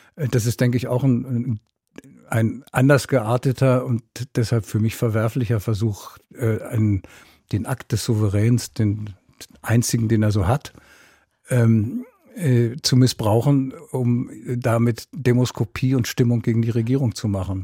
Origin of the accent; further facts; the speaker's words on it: Berlin, Germany; als Berliner